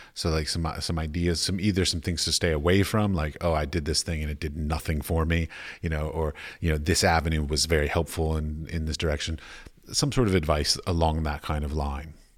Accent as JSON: {"language": "English", "country": "United States", "moved": "yes", "said": "as an American"}